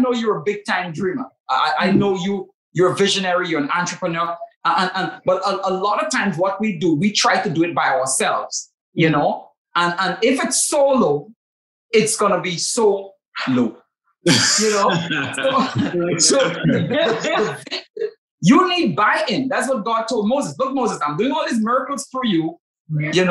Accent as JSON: {"language": "English", "country": "Trinidad & Tobago", "accent": "Trinidadian", "said": "It's my rich Trinidadian accent."}